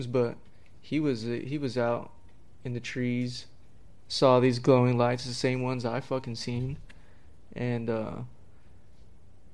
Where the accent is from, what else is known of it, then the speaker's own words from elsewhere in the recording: Roswell, New Mexico, United States; now in Casper, United States; I'm from Roswell, New Mexico.